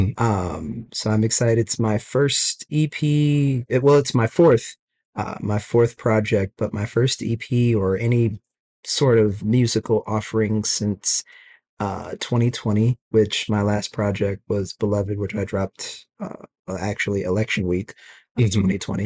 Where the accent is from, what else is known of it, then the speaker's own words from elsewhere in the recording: Omaha, Nebraska, United States; moved away as an adult; now in Los Angeles, United States; I am originally from Omaha, Nebraska